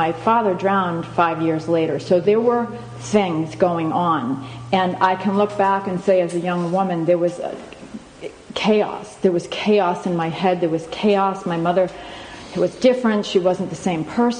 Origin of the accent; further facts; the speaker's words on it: Boston, Massachusetts, United States; moved away as an adult; also born or lived in Pennsylvania / San Francisco area; now in San Francisco, United States; I lived in Pennsylvania for 6 years before moving here, but I grew up in the Boston area